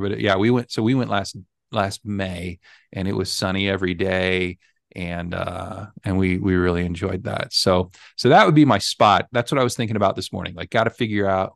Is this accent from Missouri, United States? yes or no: yes; Missouri, United States; I was born and raised in Missouri